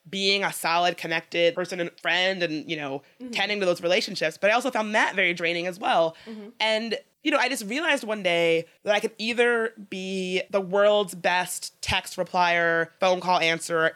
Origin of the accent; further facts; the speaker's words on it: Midlothian, Virginia, United States; moved away; I'm really lucky to have grown up in Richmond, but I should say I grew up in Midlothian